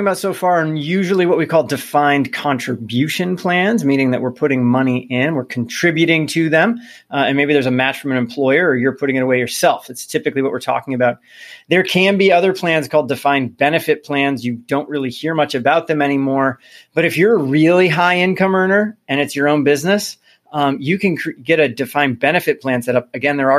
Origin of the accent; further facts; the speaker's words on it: Midwest, United States; I'm from the Midwest.